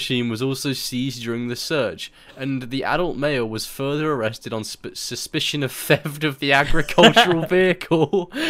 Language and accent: English; England, United Kingdom; I'm English